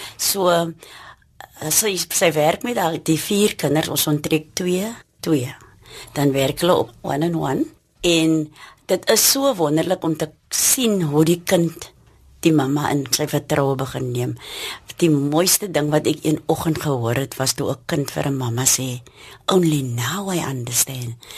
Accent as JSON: {"language": "Afrikaans", "town": "Cape Town", "region": "Western Cape", "country": "South Africa", "tie": "born or raised there", "said": "in die omgewing waar ons werk, het ek groot geword, gebore en getoe."}